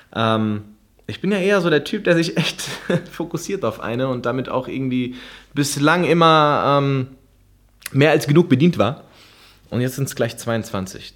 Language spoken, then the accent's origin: German; Frankfurt, Hesse, Germany; moved away as an adult; now in Gran Canaria, Spain; Frankfurt ist mein, mein, mein, mein Heimatort sozusagen. Da wohnt meine ganze Familie